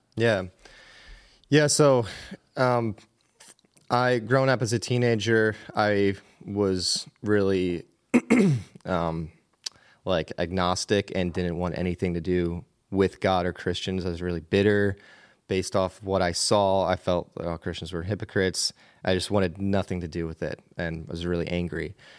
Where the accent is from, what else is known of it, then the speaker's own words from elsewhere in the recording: Bird-in-Hand, Pennsylvania, United States; accent: Pennsylvania; I grew up in Pennsylvania in a pretty small town named Birdinghand